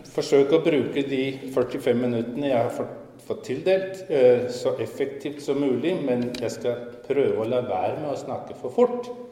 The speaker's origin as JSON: {"language": "Norwegian", "town": "Skien", "region": "Vestfold og Telemark", "country": "Norway", "moved": "as an adult", "lives_now": "Copenhagen, Denmark", "said": "Jeg kommer fra Skien, men det er ikke så tydelig på språket mitt, for jeg har vært i København i nesten 49 år nå. 19 år i Skien og 49 år i København."}